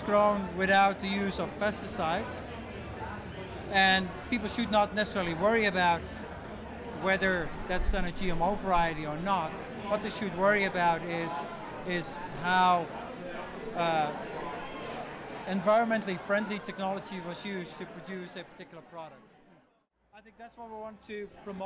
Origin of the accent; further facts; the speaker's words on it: Netherlands; now in Canada; I'm from the Netherlands